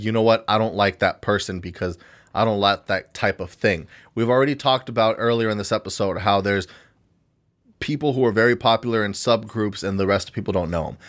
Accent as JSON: {"language": "English", "country": "United States", "said": "American citizens"}